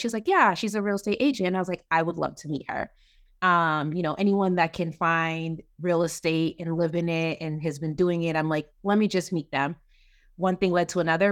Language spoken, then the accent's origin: English; Kentucky, United States; now in Maryland, United States; I'm from Kentucky